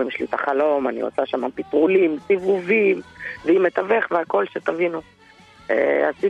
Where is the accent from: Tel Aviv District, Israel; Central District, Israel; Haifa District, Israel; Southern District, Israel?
Haifa District, Israel; Haifa; מחיפה, נווה שאנן.